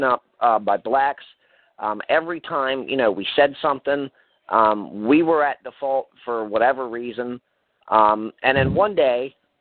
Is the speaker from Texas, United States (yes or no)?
no; Baltimore, Maryland, United States; now in Delaware, United States; I originally grew up in Baltimore, Maryland, inner city